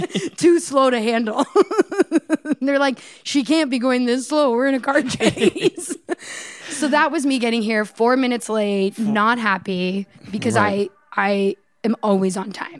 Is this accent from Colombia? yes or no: no; Canada; now in Los Angeles, United States; I'm from Canada.